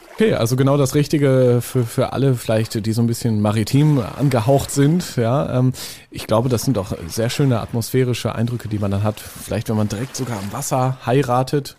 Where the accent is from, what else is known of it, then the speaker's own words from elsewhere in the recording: Northern Germany, Germany; Ich komme ja auch aus dem Norden, wie man vielleicht hört